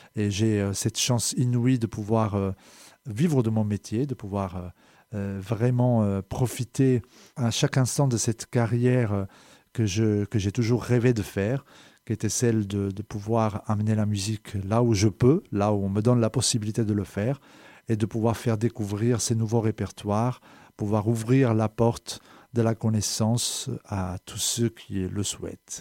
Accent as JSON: {"language": "French", "region": "Calabria", "country": "Italy", "tie": "born or raised there", "also_born_or_lived": "Geneva region", "second_language": "French", "moved": "as an adult", "lives_now": "France", "said": "Je suis né en Italie, euh, en dix-neuf cent soixante-dix-sept, en Calabre plus précisément"}